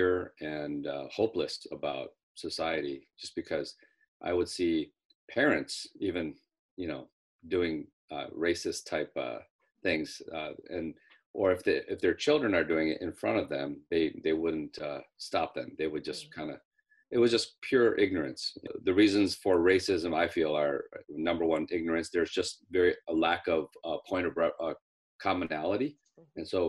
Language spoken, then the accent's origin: English; Cleveland, Ohio, United States; I grew up in Cleveland, Ohio, and I grew up in a predominantly like 98% Caucasian area